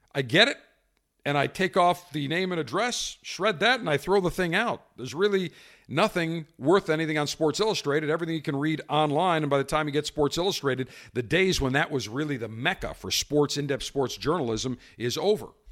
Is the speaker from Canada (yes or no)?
no; Buffalo, New York, United States; as a kid growing up in Buffalo